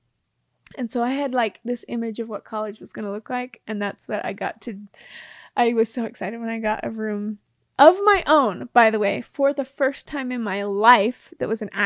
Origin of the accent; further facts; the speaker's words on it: Mount Pleasant, Utah, United States; the city where I grew up in Mount Pleasant